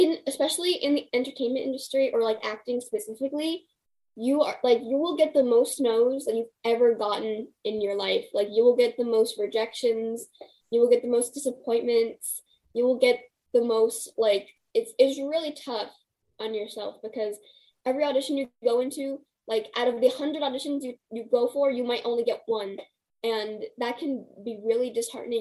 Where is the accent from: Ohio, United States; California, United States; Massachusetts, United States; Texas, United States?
California, United States; I'm just a California girl